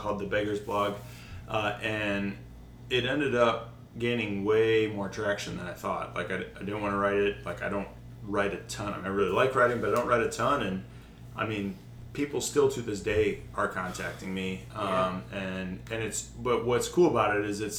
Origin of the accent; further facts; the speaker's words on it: Detroit, Michigan, United States; I grew up in the Metro Detroit area.